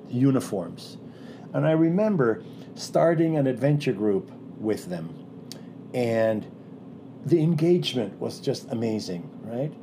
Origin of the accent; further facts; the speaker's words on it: Philippines; moved away; I grew up in the Philippines. I'm a person of color.